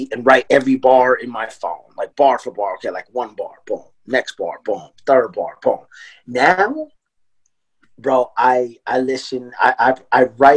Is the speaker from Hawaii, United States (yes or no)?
no; Lancaster, California, United States; now in Portland, United States; I'm from Lancaster, California.